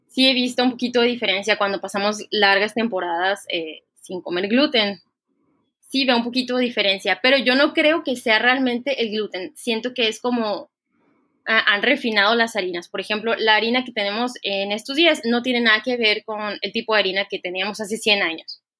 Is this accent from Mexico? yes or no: yes; Ciudad Obregón, Sonora, Mexico; moved away as an adult; also born or lived in France / Puebla; yo soy originaria de Ciudad Obregón, Sonora